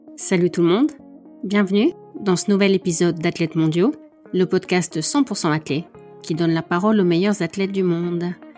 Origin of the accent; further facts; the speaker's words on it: France; en tant que française